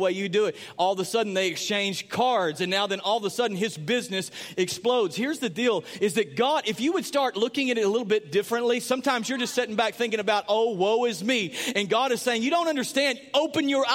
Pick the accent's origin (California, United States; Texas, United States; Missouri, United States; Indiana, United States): Texas, United States; Sulphur Springs; moved away; I was from Sulphur Springs.